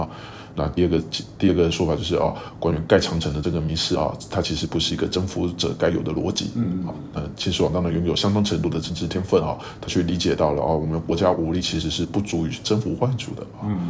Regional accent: Kaohsiung, Taiwan; 做好我们高雄人啊，不要有这种这种思维啊

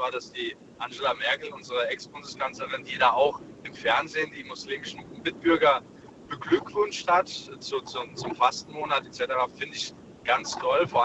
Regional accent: Germany; born there; ich bin hier in, in Deutschland geboren und äh, deswegen kenne ich natürlich auch beide Kulturen.

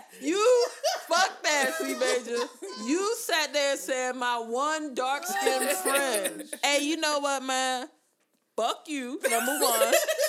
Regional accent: Germany; now in United States; Like, growing up in Germany, I was just glad to see another black person.

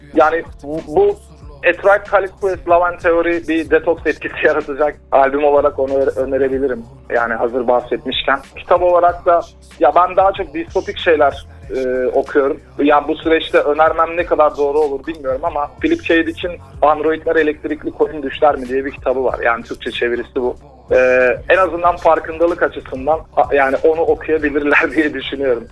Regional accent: Adana, Turkey; şu anda e, Adana'da ikamet ediyorum. E, Aslan Adanalıyım

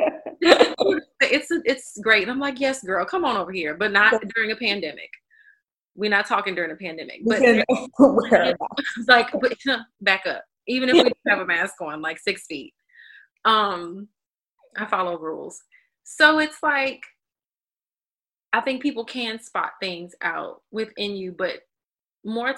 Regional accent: the South, United States; I'm a Southerner

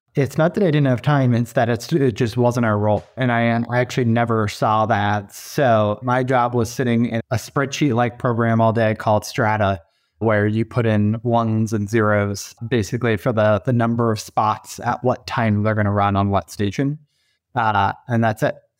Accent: east of Sacramento, California, United States; moved away; I grew up about as far away as you could be other than maybe Alaska and Sacramento, California, uh, on the other side of the country in a small suburban community, east of Sacramento

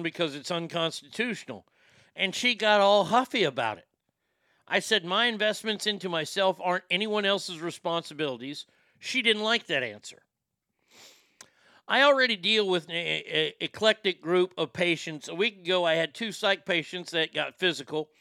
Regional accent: Texas, United States; I love living in my home state of Texas

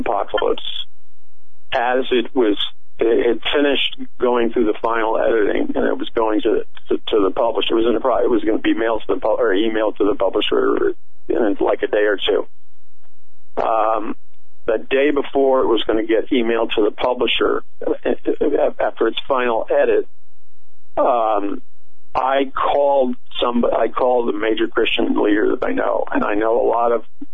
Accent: United States; I grew up in America

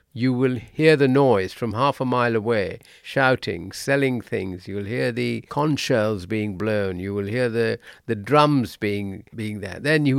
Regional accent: India; moved away; When I was growing up in India

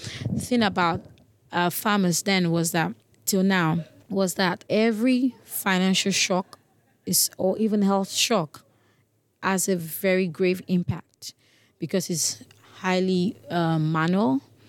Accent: Lagos, Nigeria; English is a second language; again, I'm from Nigeria. I have lived in Lagos, Nigeria all my life, but according to my dad, I'm from still the southwest, Ondo State, never been to my village or countryside

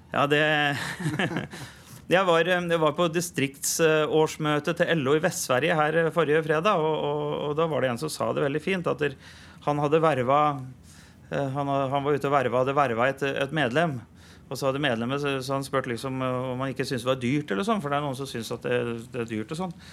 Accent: Kornsjø, Østfold, Norway; Jeg har vokst opp på Kornsjø

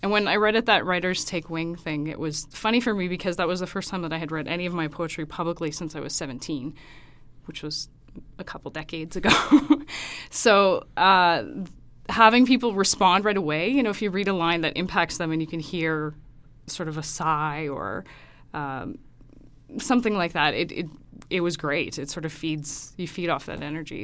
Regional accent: Saskatoon, Saskatchewan, Canada; moved away as an adult; also born or lived in Regina / Toronto / Kingston / Ottawa; now in Alberta, Canada; I grew up in Saskatoon, went to school there, went to university in Regina as well

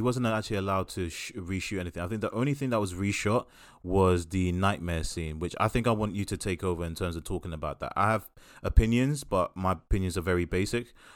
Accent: United Kingdom; we are British

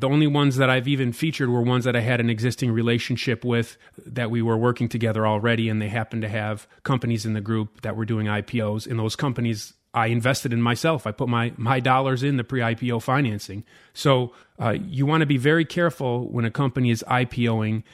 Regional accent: United States; as an American investor

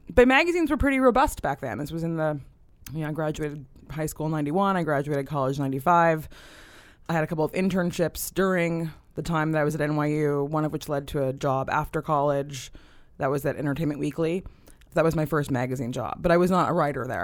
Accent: Davis, California, United States; moved away; I grew up in Davis, California

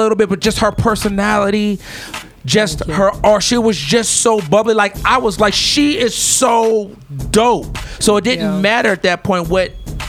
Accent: Los Angeles area, California, United States; But I grew up in that area. Yeah. My grandparents did.

